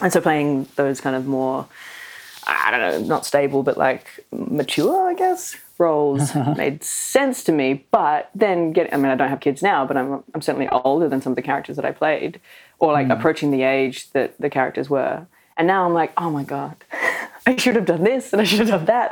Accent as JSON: {"language": "English", "country": "Australia", "accent": "Australian", "said": "speaking in my natural Australian accent"}